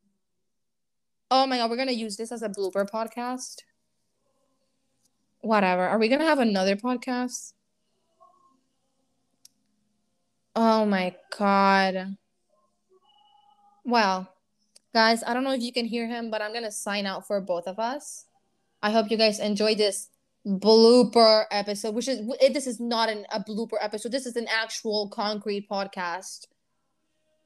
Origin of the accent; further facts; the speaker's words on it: Puerto Rico; English is a second language; Puerto Rico